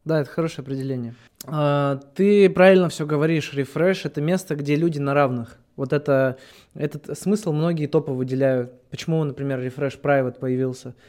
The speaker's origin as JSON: {"language": "Russian", "country": "Russia", "said": "я с Алтая сам"}